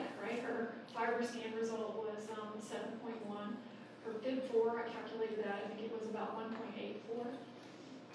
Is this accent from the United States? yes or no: yes; Colorado, United States; I'm from Colorado